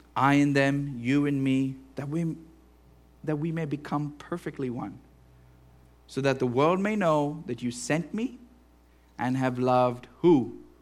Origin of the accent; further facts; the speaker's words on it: Western Pennsylvania, United States; we are American or Western Pennsylvanian